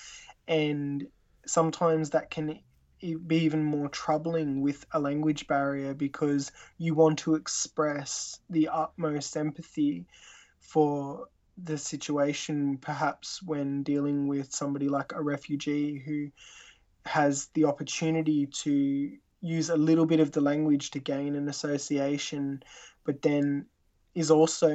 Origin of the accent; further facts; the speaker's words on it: Tasmania, Australia; Growing up in Australia